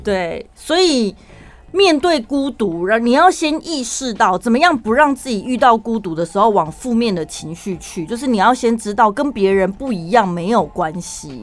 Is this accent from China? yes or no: no; central Taiwan, Taiwan; accent: Taichung accent; 我们身为中部人